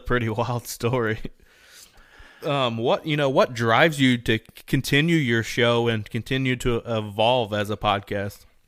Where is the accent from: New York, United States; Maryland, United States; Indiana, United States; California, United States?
Indiana, United States; We're both from Indiana